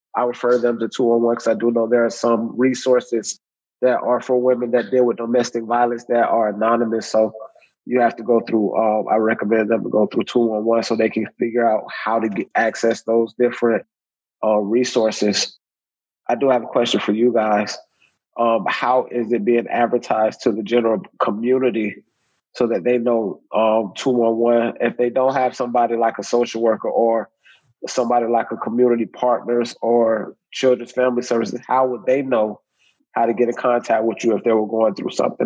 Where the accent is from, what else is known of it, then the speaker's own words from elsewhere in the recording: Riviera Beach, Florida, United States; I'm from Riviera Beach, Florida